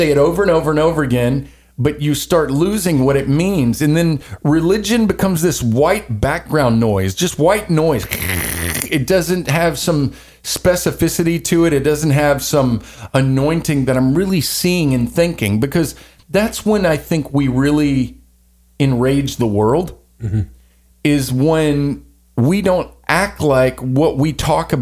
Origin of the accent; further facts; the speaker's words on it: the Bible Belt, Southern United States, United States; I was born in the Bible Belt. I grew up in Baptist churches mostly